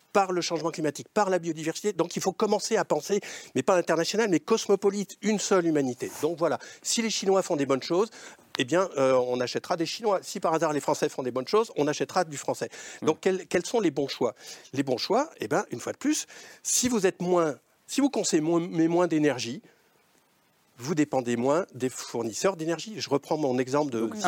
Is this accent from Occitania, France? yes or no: yes; Lozère, Occitania, France; je suis plutôt de la Lozère que du Lot